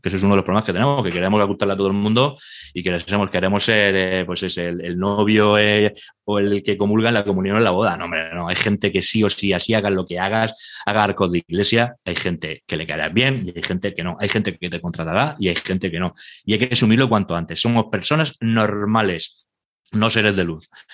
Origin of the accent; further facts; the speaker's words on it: Murcia, Region of Murcia, Spain; yo soy de Murcia